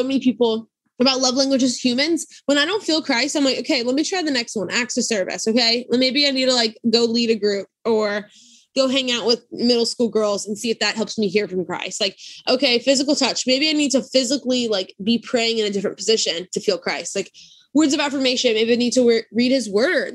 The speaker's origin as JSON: {"language": "English", "region": "South Louisiana", "country": "United States", "tie": "born or raised there", "said": "I grew up in South Louisiana"}